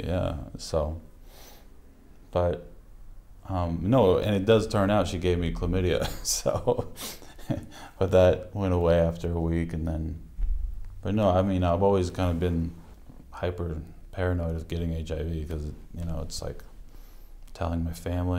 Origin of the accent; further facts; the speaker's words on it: Utah, United States; also born or lived in Connecticut; Utah and Connecticut.